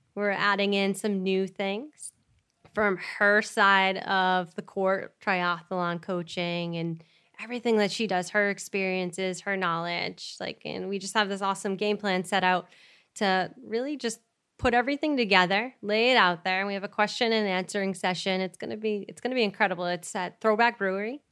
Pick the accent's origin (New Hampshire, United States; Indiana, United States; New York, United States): New Hampshire, United States; Chester; we grew up in Chester, New Hampshire